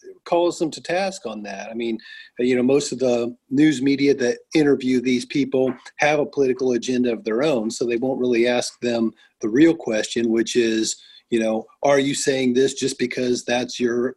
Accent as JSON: {"language": "English", "region": "Indiana", "country": "United States", "said": "I am from Indiana"}